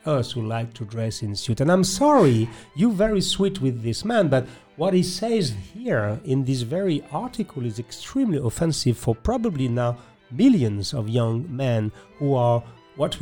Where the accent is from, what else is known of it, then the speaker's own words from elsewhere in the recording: France; accent: French; English is a second language; my French accent